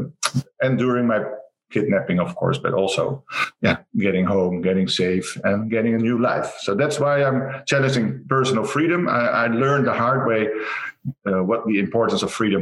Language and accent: English; Rotterdam, South Holland, Netherlands; from the Netherlands, Rotterdam.